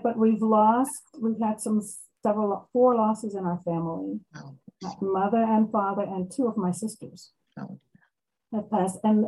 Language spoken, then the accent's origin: English; Maryland, United States; I am from Maryland, United States. I'm in Maryland